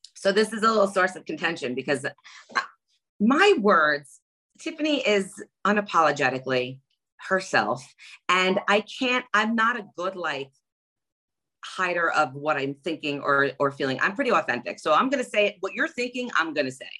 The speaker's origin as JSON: {"language": "English", "region": "New York", "country": "United States", "said": "I'm from New York"}